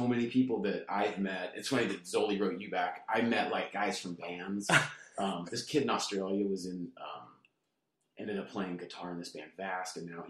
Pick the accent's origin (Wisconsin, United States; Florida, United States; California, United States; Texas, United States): California, United States; Placentia; also born or lived in Fullerton, California / Anaheim, California; now in Huntington Beach, United States; I was born in Fullerton and then grew up in like the Placentia area